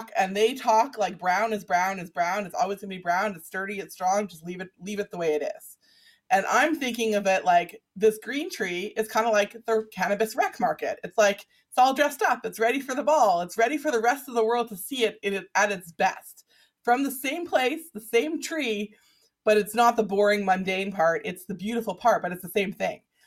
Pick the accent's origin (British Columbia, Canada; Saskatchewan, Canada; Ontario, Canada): British Columbia, Canada; Vancouver; my own 80s growing up in Vancouver with the same people